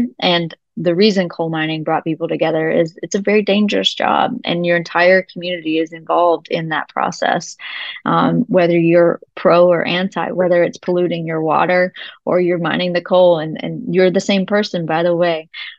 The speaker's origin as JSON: {"language": "English", "region": "Appalachia", "country": "United States", "said": "because those two things are important things for me as an Appalachian."}